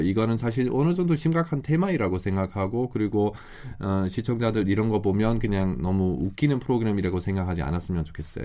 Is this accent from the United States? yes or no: no; Germany; Korean is a second language; now in South Korea; 우리 독일 사람 입장에서는